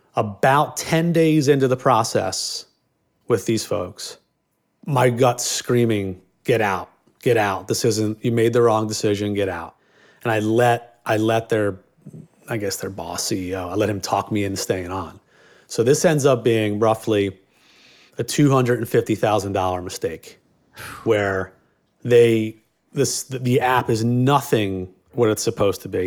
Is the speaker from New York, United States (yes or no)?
no; Philadelphia, Pennsylvania, United States; I grew up in Northeast Philadelphia, all f, cops and firemen